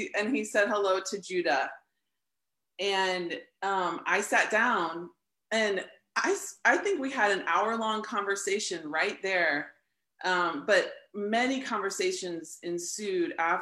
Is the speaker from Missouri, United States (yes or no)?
yes; St. Louis, Missouri, United States; also born or lived in Lawrence, Kansas; I'm from St. Louis, Missouri, and I grew up in a non-religious home, non-Christian home